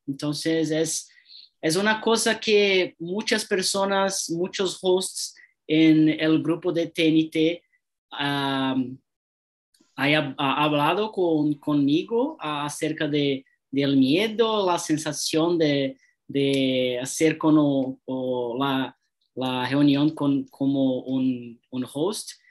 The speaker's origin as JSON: {"language": "Spanish", "region": "São Paulo", "country": "Brazil", "second_language": "Spanish", "said": "tengo 33 años, yo soy de São Paulo"}